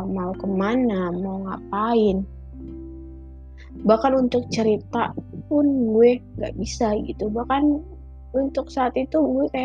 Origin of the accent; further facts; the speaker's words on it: Medan, North Sumatra, Indonesia; now in Jakarta, Indonesia; sebelum nyokap gue ke Jakarta gue kan anak rantau dari Medan gitu